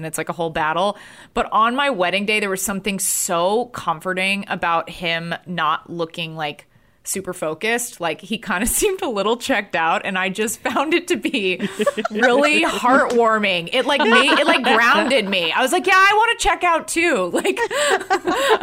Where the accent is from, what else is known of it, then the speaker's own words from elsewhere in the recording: Texas, United States; as like a Texan Jew